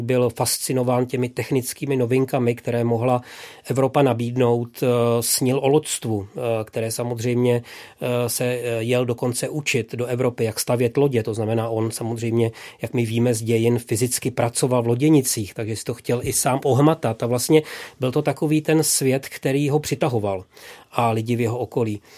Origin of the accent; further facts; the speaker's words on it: Vlašim, Central Bohemian Region, Czechia; moved away; mým rodným městem, což je Vlašim